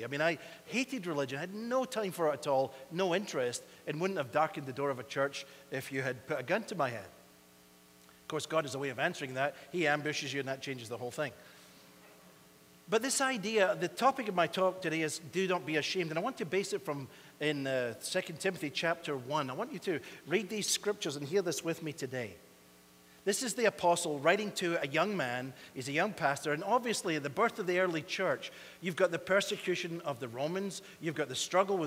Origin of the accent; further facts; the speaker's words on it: Scotland, United Kingdom; now in United States; we Scots